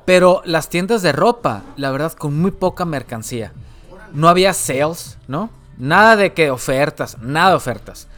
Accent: northern Mexico, Mexico; nosotros, como mexicanos o, la gente del norte del país, ¿no? que vive obviamente en la frontera, cercano a la frontera

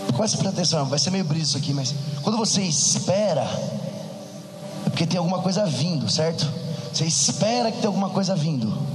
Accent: interior of São Paulo, Brazil; now in São Paulo, Brazil; sou do interior de São Paulo, moro em São Paulo atualmente

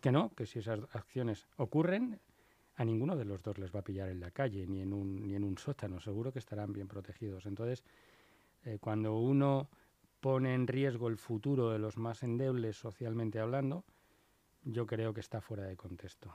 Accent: Spain

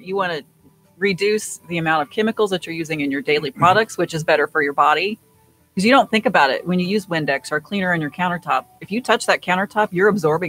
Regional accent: Iowa, United States; moved away; Yeah, grew up on a farm out in Iowa.

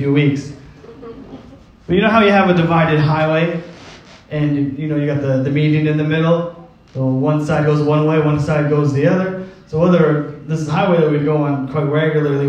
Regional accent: Cornwall, Ontario, Canada; moved away; I was born in Cornwall, Ontario

